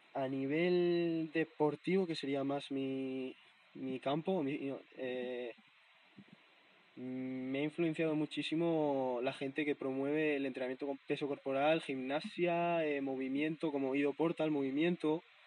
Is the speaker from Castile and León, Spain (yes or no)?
no; Navarre, Spain; moved away; mi pueblo, en Navarra